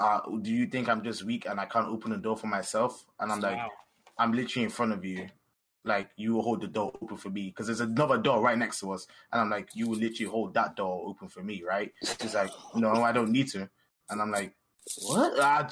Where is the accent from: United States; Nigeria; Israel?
Nigeria; We're both Nigerian of the same age.